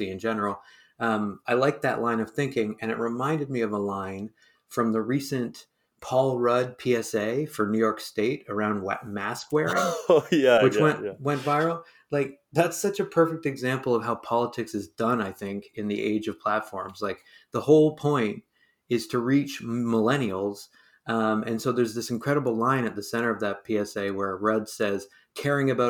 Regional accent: Hamilton, Ontario, Canada; now in Halifax, Canada; I was born and raised in Hamilton, Ontario.

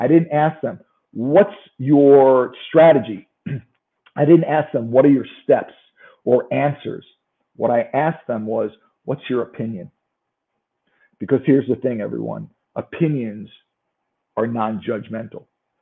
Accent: New York, United States; accent: New York; I'm from New York

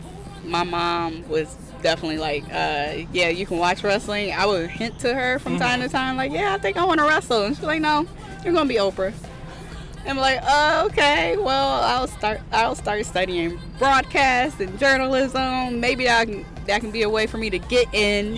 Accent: Toledo, Ohio, United States; my hometown of Toledo, Ohio.

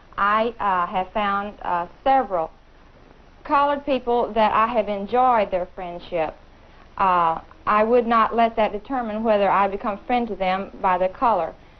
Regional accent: Kentucky, United States; I come from Kentucky

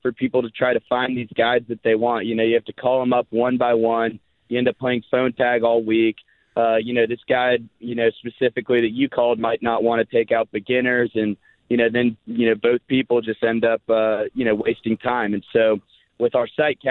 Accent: Houston, Texas, United States; moved away as an adult; now in Austin, United States; born and raised in Houston and moved to Austin to start the company

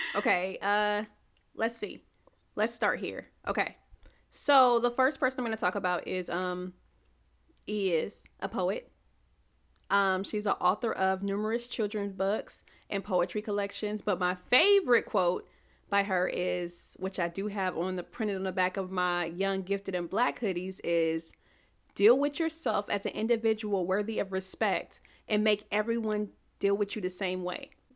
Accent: Tennessee, United States; also born or lived in California; And I am from Tennessee

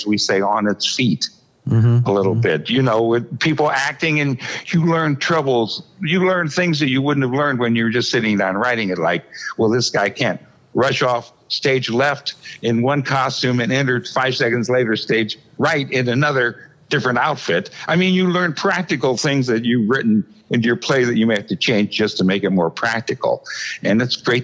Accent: Marion, Ohio, United States; moved away; I grew up in Marion, Ohio

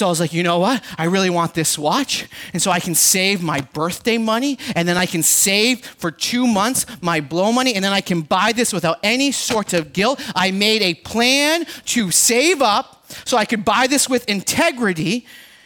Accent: Boston, Massachusetts, United States; I'm from Boston

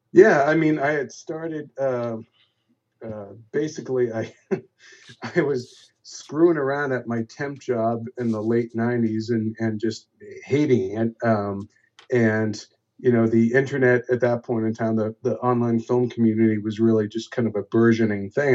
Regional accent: Boston, Massachusetts, United States; also born or lived in Los Angeles; I'm from Boston, and I stayed home to you know be with my family

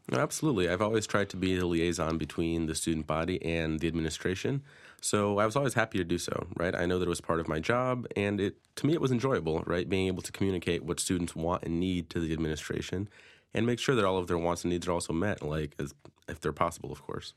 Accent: Danbury, Connecticut, United States; I'm from Danbury fr-, originally, um, grew up in the city.

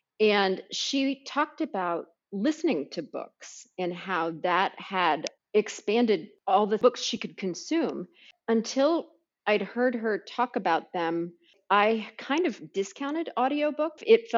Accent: Xenia, Ohio, United States; You know, I grew up in Xenia, which is a farm town in kind of central Ohio.

